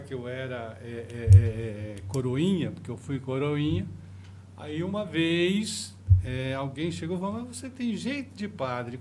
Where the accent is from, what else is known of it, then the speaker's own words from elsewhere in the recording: Osasco, São Paulo, Brazil; eu nasci em Presidente Altino